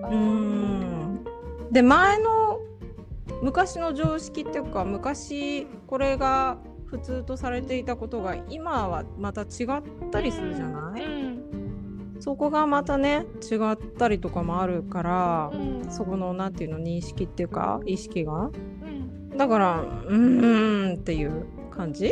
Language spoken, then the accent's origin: Japanese; Japan; 日本ってまあ私が生まれ育った国